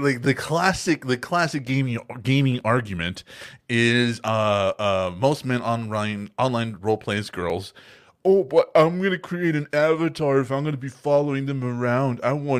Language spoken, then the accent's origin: English; Texas, United States; And we're from Texas, so we don't like